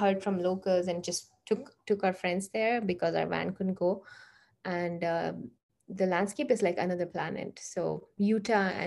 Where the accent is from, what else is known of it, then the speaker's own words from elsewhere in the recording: India; moved away as an adult; also born or lived in Canada; we grew up in India